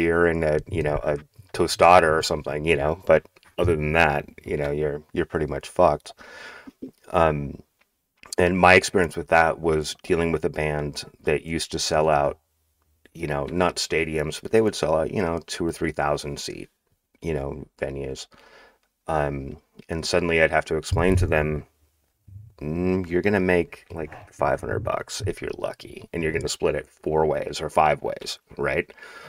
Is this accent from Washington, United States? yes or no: yes; Seattle, Washington, United States; So, I'm primarily from Seattle, I guess. I mean, I've been in and out of here for longer than I care to admit, like 35 years.